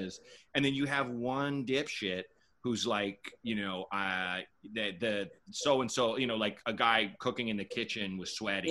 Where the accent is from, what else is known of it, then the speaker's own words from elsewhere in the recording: Portland, Oregon, United States; moved away as an adult; also born or lived in Chicago / New York; I was born in Chicago. My parents left when I was two. Mm. I grew up in Portland, Oregon